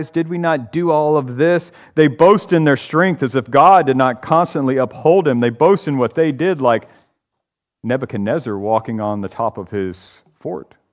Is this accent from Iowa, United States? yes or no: no; Georgia, United States; But I'm from Haralson County, Georgia.